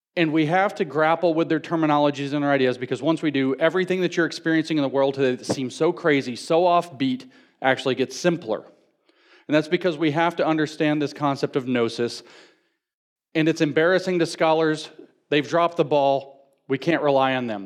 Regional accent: the South, United States; I'm from the South

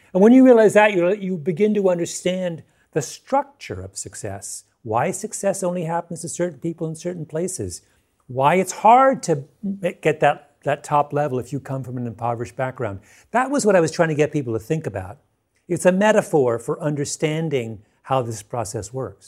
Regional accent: Canada; now in United States; I'm not an American, I'm a Canadian

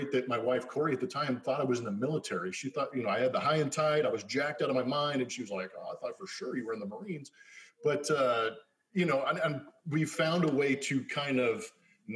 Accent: Inland Valley, Los Angeles, California, United States; I grew up in the Inland Valley of LA.

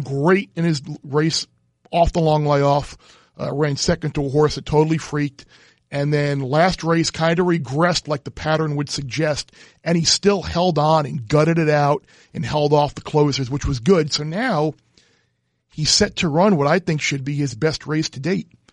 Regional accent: Long Island, New York, United States; growing up on Long Island

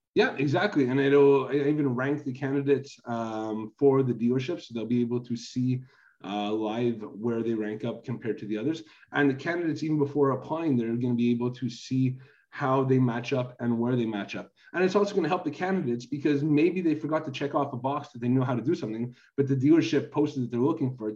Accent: Canada; I'm originally from Canada

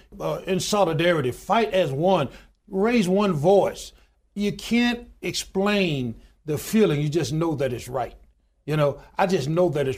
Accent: Goodwater, Alabama, United States; born or raised there

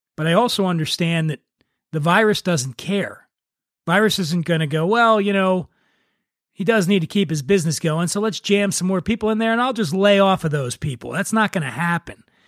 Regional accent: Philadelphia, Pennsylvania, United States; moved away; My home, uh, state, Pennsylvania, I'm actually from Philadelphia

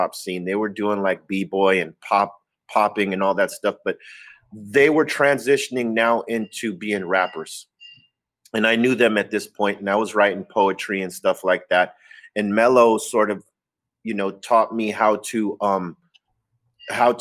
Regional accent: Los Angeles, California, United States; I was born and raised in Los Angeles

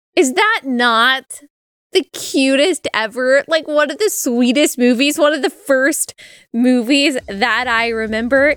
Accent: Dallas, Texas, United States; I was born and raised in Dallas, raised a Baptist

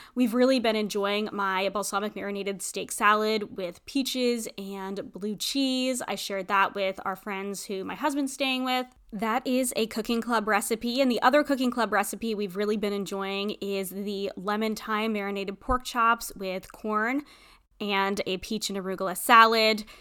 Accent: New England, United States; also born or lived in Tampa, Florida; growing up in New England

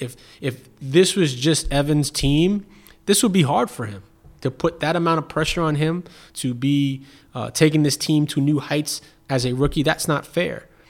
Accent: New York City, New York, United States; moved away as an adult; now in Cleveland, United States; being born and raised in Brooklyn is certainly who I am and, and where I'm from

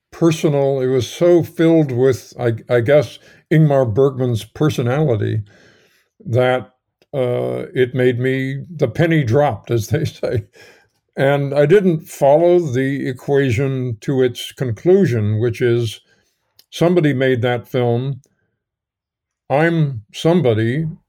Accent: New York, United States; moved away as an adult; I grew up in New York, and my local cinema, the local theater was the Nemo Theater on, uh, one hundred and tenth Street and Broadway

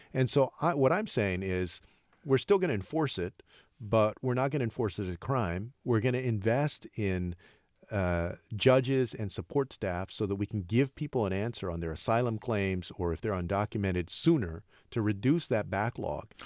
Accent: Texas, United States; born or raised there

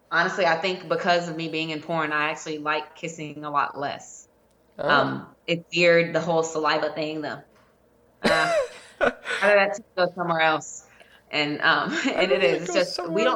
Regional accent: New Orleans, Louisiana, United States; I'm originally from New Orleans

